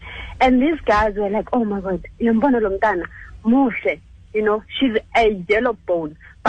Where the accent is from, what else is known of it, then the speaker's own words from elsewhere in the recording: Orlando East, Gauteng, South Africa; I was at, I'm actually from Orlando East.